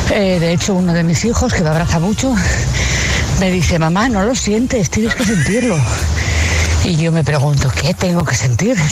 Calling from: Avilés, Asturias, Spain; Hola, buenos días, agitadores. … de Avilés.

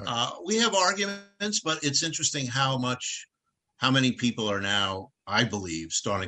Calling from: Rockville, Maryland, United States; I'm in Rockville, Maryland, outside of Washington, D.C.

